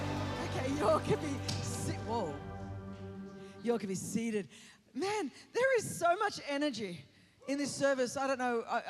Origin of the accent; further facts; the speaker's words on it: California, United States; I'm from California, and we've got about two people left because the rest of you have obviously come to Utah.